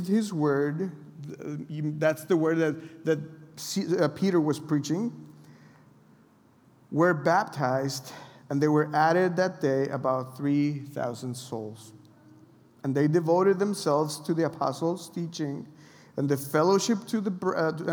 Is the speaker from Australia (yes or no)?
no; Mexico; I'm from Mexico